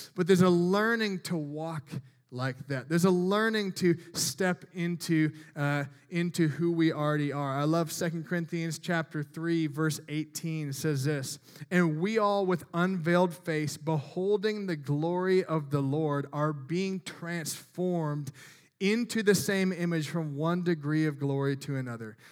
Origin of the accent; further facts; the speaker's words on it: Midwest, United States; I'm from the Midwest